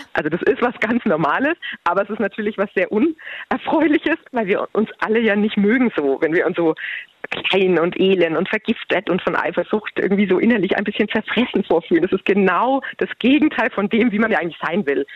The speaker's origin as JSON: {"language": "German", "region": "Bavaria", "country": "Germany", "said": "bei uns in Bayern"}